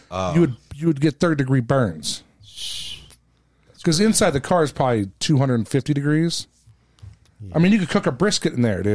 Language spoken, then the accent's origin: English; West Coast, United States; You know, I grew up on the West Coast.